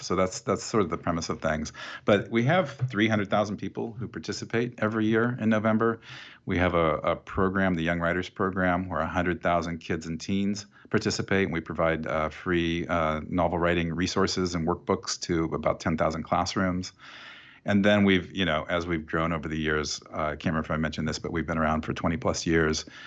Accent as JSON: {"language": "English", "town": "Oskaloosa", "region": "Iowa", "country": "United States", "tie": "born or raised there", "said": "when I was growing up in Iowa, and I grew up in this town called Oskaloosa"}